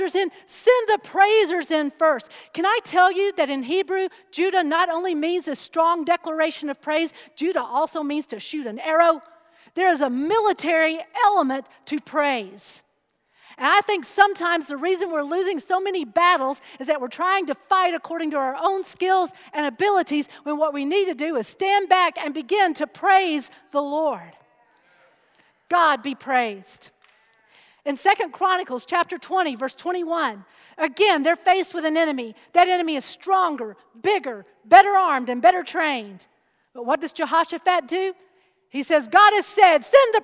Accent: United States; I'm an American through and through

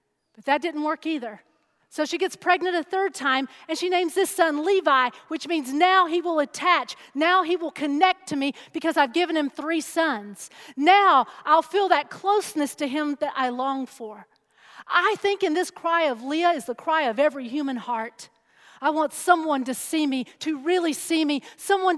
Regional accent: United States; I'm an American through and through

